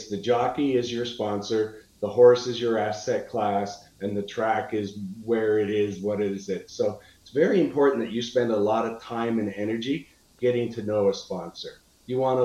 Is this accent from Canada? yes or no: yes; Niagara Falls, Ontario, Canada; I'm from Niagara Falls, Canada